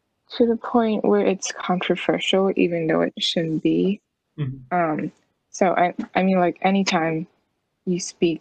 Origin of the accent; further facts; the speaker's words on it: United States; even if I was born in this country, even if I grew up here